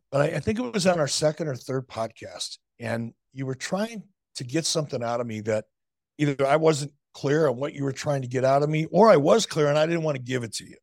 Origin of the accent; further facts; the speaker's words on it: Detroit, Michigan, United States; moved away; also born or lived in Chicago; I learned it as a kid growing up in Detroit